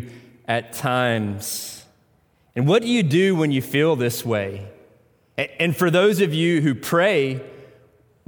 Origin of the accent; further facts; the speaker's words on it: Tennessee, United States; accent: Tennessee; I pronounce that in my Tennessee accent.